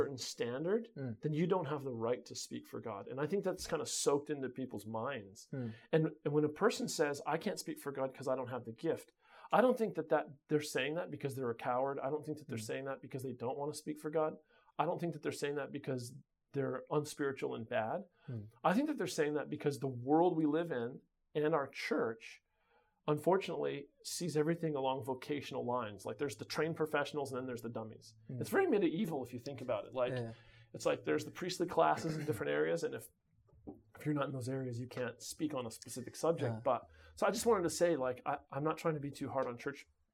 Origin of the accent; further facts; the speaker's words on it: United States; moved away; We're from America